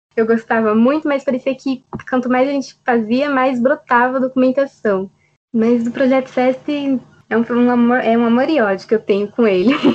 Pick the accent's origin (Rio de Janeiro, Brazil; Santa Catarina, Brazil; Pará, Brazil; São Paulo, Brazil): São Paulo, Brazil; Jundiaí; nasci em Jundiaí